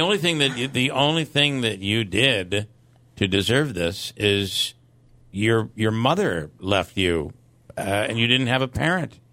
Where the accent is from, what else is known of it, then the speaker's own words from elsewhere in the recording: Mohawk, New York, United States; also born or lived in Ilion, New York; I was from Mohawk nearby